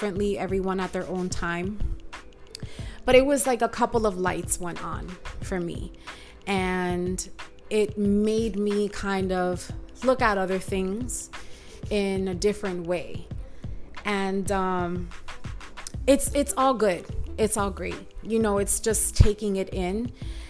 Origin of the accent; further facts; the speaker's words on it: New York City, New York, United States; I grew up in Washington Heights, in the 90s